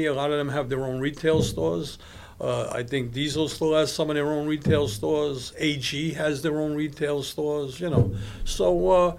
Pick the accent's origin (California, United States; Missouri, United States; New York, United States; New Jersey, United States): New York, United States; New York City; also born or lived in East Flatbush, Brooklyn; I was born and raised in Brownsville, Brooklyn